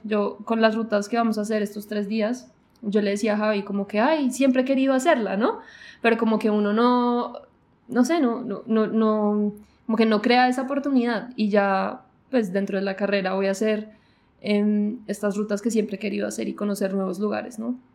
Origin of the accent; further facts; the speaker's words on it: Colombia; also born or lived in New Zealand; yo nací en Colombia y, casi que he vivido toda mi vida en Colombia